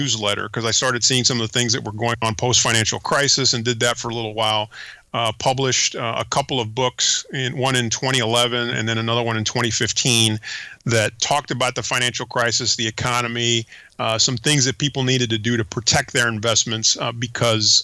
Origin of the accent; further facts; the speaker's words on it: United States; first language Spanish; English is a second language; also born or lived in Panama; Came to the United States many, many years ago and pretty much grew up in the United States.